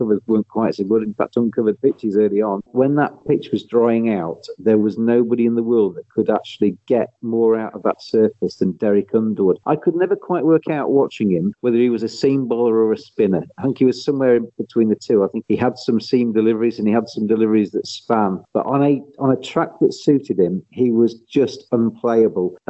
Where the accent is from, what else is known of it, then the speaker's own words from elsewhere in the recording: England, United Kingdom; we're English